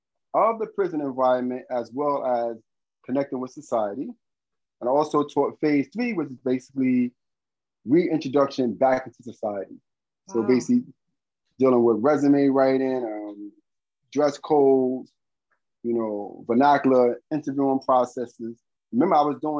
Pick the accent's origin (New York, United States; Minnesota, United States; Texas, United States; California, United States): New York, United States; New York City; I grew up in Bed-Stuy, Brooklyn.